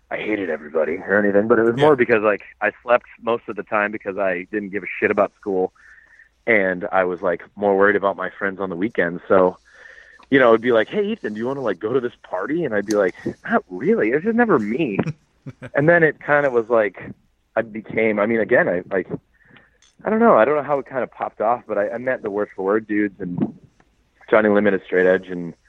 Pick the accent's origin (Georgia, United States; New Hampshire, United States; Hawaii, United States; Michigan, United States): New Hampshire, United States; Manchester; moved away; also born or lived in Boston, Massachusetts; my hometown is Manchester